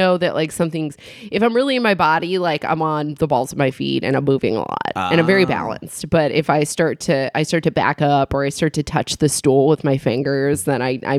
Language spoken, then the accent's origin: English; Ione, California, United States; I have a bit where I talk about growing up in Ione.